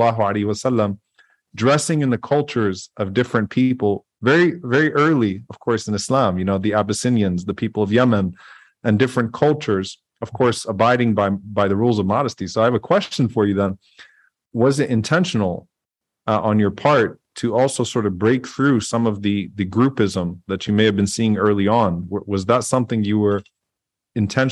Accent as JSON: {"language": "English", "town": "New Orleans", "region": "Louisiana", "country": "United States", "said": "I'm from New Orleans. We have the Caribbean influence"}